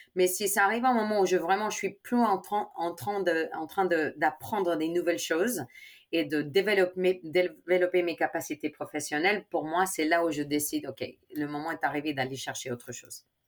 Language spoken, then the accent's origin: French; Chicago, Illinois, United States; French is a second language; moved away as an adult; also born or lived in Spain; now in France; mes parents sont espagnols, ma, mais je suis née à Chicago